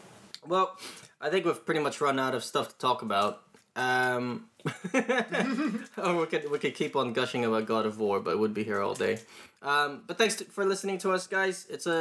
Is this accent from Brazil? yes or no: no; Greece; No, I'm from Greece. I have no idea about these types of things.